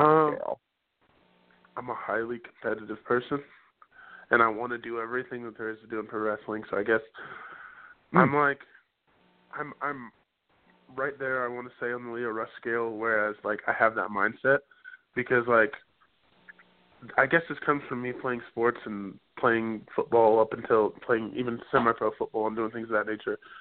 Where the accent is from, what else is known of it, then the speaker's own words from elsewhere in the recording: Indianapolis, Indiana, United States; Indianapolis is my hometown